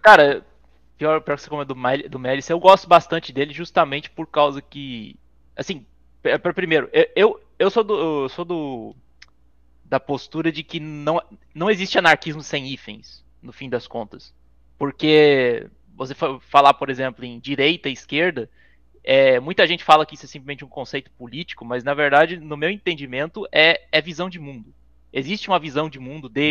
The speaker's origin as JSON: {"language": "Portuguese", "region": "Santa Catarina", "country": "Brazil", "tie": "born or raised there", "also_born_or_lived": "São Paulo", "moved": "as an adult", "said": "eu voltei pra, pra meu estado natal, Santa Catarina"}